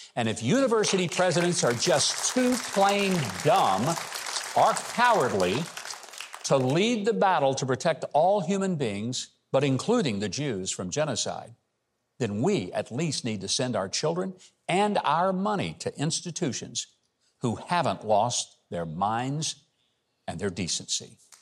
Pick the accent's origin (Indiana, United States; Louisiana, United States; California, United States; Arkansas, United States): Arkansas, United States; I'm from Arkansas.